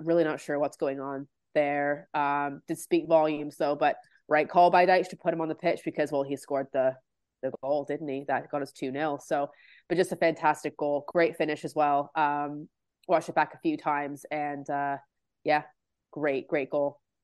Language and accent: English; Canada; I'm from Canada